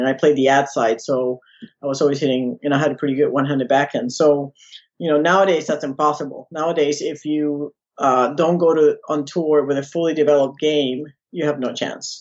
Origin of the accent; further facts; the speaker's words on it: San Juan, Puerto Rico; now in Florida, United States; I was born in San Juan, Puerto Rico